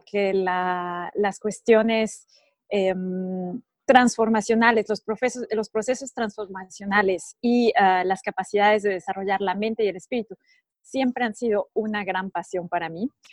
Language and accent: Spanish; Mexico; moved away as an adult; also born or lived in Monaco; now in Switzerland; yo soy mexicana, nací y crecí en México.